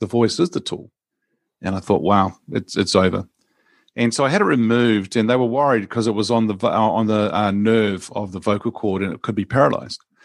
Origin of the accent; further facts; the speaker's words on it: New Zealand; born and grew up in New Zealand here